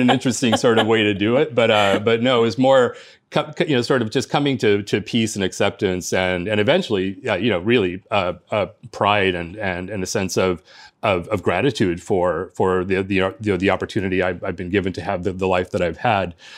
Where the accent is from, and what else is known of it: Los Angeles, California, United States; born or raised there; first language Spanish; English is a second language; moved away as an adult; also born or lived in Cuba; now in East Coast, United States